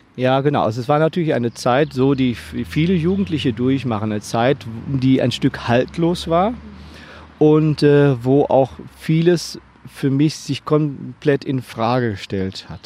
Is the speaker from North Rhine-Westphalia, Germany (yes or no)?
yes; Hagen, North Rhine-Westphalia, Germany; in der Stadt Hagen, wo ich aufgewachsen bin